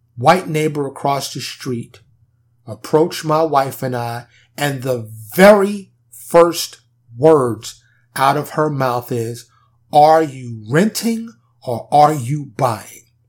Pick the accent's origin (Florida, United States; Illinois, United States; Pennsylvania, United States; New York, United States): New York, United States; New York City; now in Dallas, United States; I grew up in New York City, primarily Harlem and the Bronx.